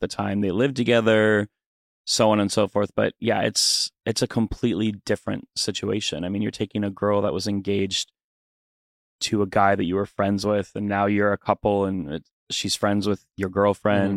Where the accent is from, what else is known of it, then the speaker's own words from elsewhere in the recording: Fargo, North Dakota, United States; Fargo, North Dakota.